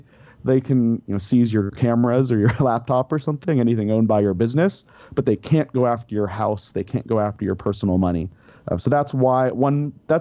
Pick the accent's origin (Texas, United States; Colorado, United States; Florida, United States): Colorado, United States; Denver; moved away as an adult; I grew up in Denver. I was in Colorado about 25 years